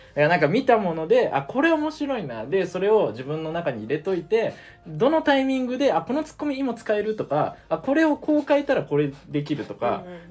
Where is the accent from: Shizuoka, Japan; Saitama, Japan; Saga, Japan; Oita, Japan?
Saga, Japan; now in Tokyo, Japan; 地元、あの、僕、佐賀なんですけど